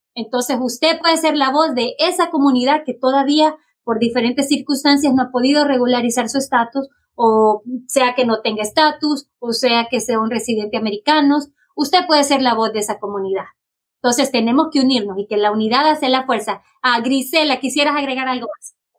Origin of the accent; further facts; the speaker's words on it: Honduras; now in Fairfax County, United States; soy eh, originalmente de Honduras y soy miembro de la comunidad inmigrante del condado de Fairfax